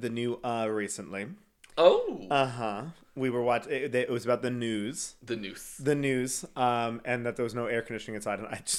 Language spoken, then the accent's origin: English; Canada